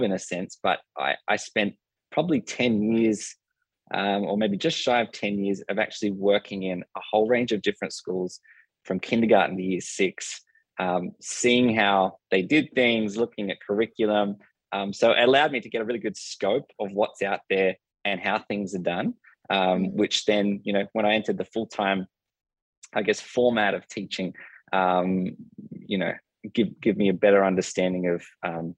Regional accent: Cronulla, New South Wales, Australia; I grew up in Cronulla, which is a southern town of Sydney, on the shores

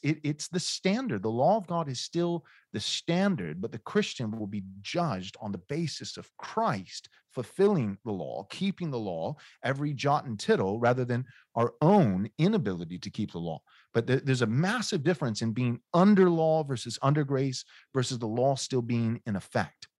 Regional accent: United States; I'm an American

